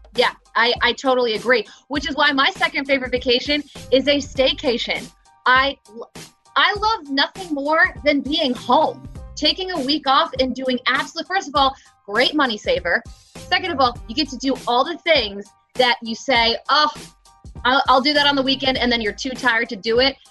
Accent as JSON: {"language": "English", "region": "New Jersey", "country": "United States", "tie": "born or raised there", "said": "I grew up in New Jersey"}